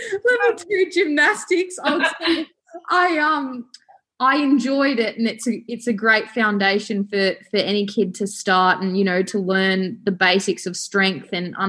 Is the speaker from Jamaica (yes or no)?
no; Wangaratta, Victoria, Australia; also born or lived in Porepunkah, Victoria / Albury, New South Wales; I was born in Wangaratta, born and bred in northeast Victoria